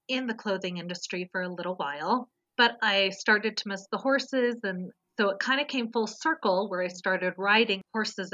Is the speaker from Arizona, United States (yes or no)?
no; Southern California, United States; I was a total city girl born and raised in Southern California.